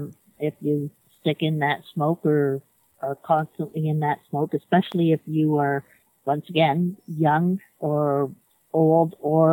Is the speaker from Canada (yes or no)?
yes; Canada